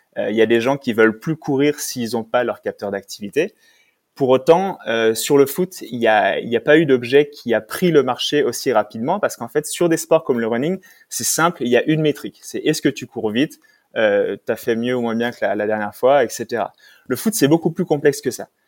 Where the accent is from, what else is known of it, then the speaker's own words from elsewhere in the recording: Savoy, Auvergne-Rhône-Alpes, France; moved away as an adult; also born or lived in Silicon Valley; now in Paris, France; je suis savoyard, même si ça fait 10 ans que je vis à Paris maintenant